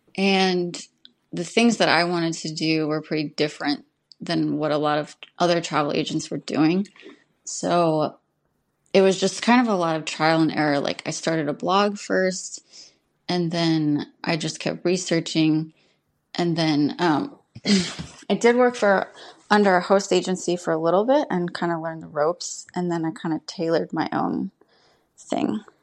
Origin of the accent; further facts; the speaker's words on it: New York, United States; also born or lived in Moab; now in Portugal; I am originally from New York and currently living in Portugal